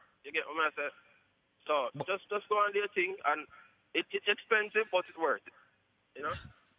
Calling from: Poughkeepsie, New York, United States; From upstate New York.

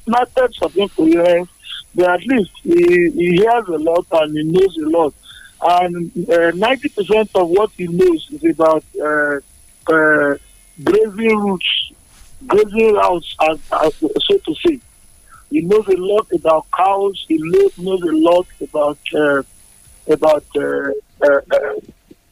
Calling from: Abeokuta, Ogun State, Nigeria; I'm calling from Abeokuta.

